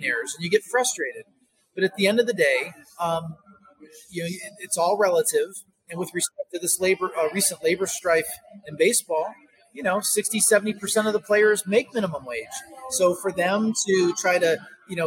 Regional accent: upstate New York, United States; where I grew up near the Canadian border in upstate New York

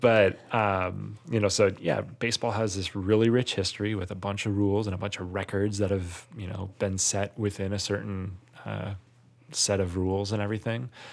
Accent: Wisconsin, United States; I'm not from Milwaukee, but I'm from Wisconsin.

